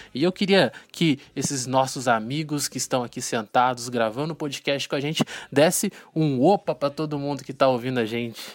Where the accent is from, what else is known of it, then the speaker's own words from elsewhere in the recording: Volta Redonda, Rio de Janeiro, Brazil; Eu sou de, eu sou de Volta Redonda, interior do estado do Rio de Janeiro, né? E eu no ensino médio eu estudava numa escola técnica aqui em Volta Redonda